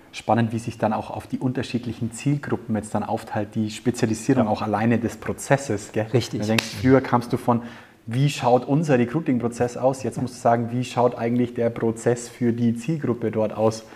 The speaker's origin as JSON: {"language": "German", "country": "Germany", "said": "bei uns in Deutschland"}